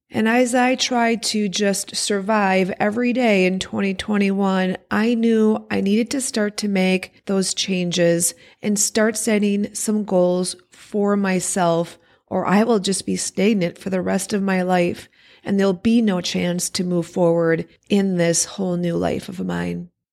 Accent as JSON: {"language": "English", "region": "Wisconsin", "country": "United States", "tie": "born or raised there"}